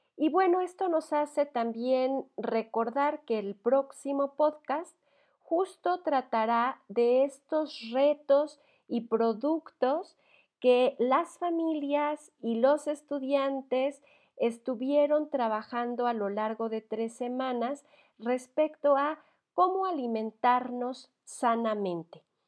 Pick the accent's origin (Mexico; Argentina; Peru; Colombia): Mexico; como mexicanos o latinoamericanos